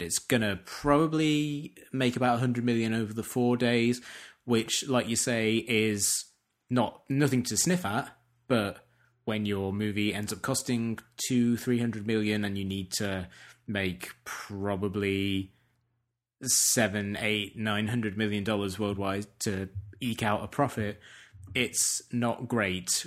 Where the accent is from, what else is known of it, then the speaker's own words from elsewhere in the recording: England, United Kingdom; as an English person